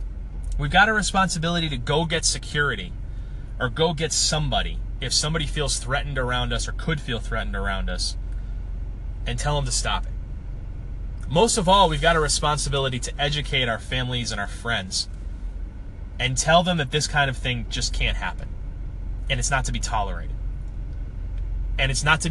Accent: Western Massachusetts, United States; moved away; I grew up in Western Massachusetts. I grew up a Boston sports fan. I identify with the city and I identify with New England to this day, and I always will.

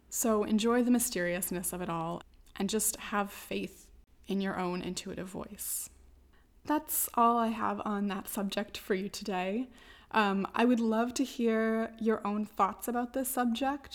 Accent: United States; now in Morocco; as an American white woman

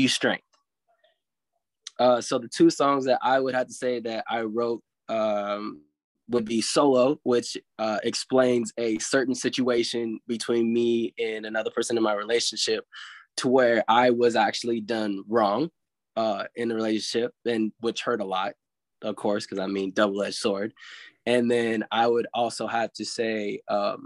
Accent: Louisville, Kentucky, United States; also born or lived in Ventura, California; I grew up in Louisville, Kentucky, even though I was born in Ventura

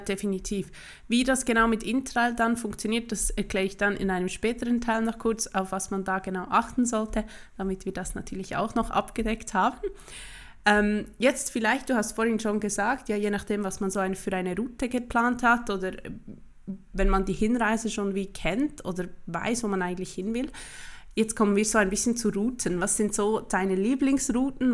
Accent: Switzerland; bei uns in der Schweiz

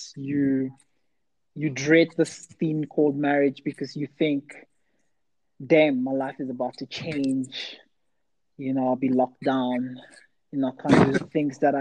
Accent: Nigeria; I'm Nigerian

